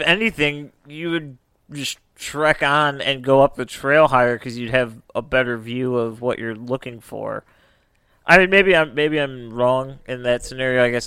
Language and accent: English; United States; we're, we're from America.